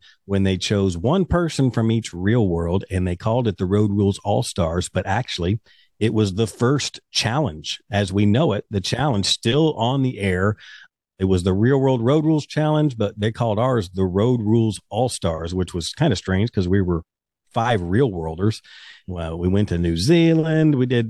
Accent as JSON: {"language": "English", "region": "Kentucky", "country": "United States", "said": "I'm from Kentucky"}